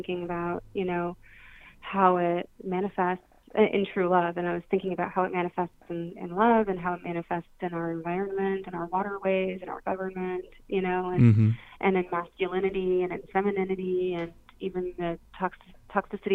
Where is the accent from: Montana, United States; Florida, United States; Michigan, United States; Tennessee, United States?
Florida, United States; I studied it in school growing up in Florida